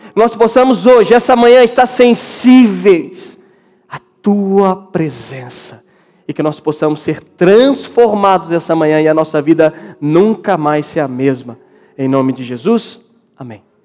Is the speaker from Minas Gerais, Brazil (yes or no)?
yes; Minas Gerais, Brazil; moved away; eu sou de Minas